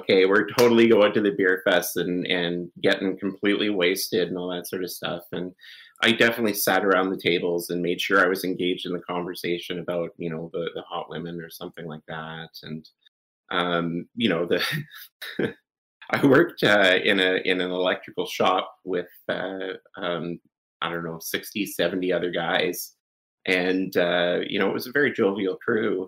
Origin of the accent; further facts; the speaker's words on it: Canada; I'm Canadian